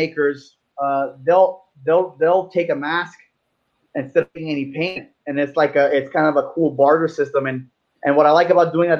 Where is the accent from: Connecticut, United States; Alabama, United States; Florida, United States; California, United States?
Florida, United States; Miami; I was born and raised in Miami